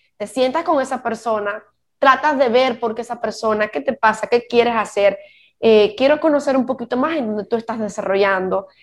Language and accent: Spanish; Cuba; moved away as an adult; yo como cubana me fui de mi país